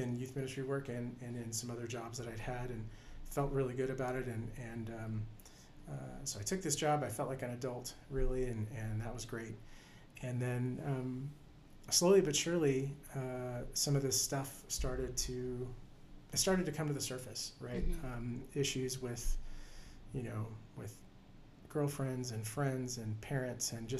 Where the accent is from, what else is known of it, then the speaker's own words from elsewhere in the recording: right outside of Houston, Texas, United States; also born or lived in College Station; eventually moved from my hometown right outside of Houston to College Station